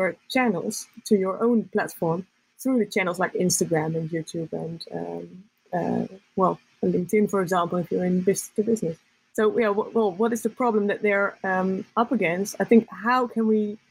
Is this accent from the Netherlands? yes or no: yes; Netherlands; I'm from the Netherlands